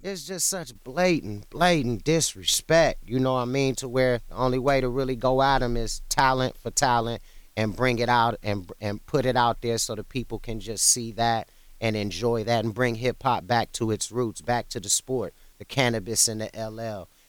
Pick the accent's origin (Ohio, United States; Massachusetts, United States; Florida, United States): Ohio, United States; also born or lived in Cleveland; I was born in Ohio and I was in and out of Cleveland throughout my childhood